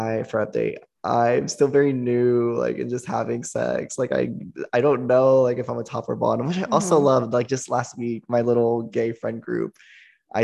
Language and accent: English; small town 3 hours from Austin, Texas, United States; moved away as an adult; now in Austin, United States; it's 3 hours away from my hometown. And, you know, my hometown's very, like, small country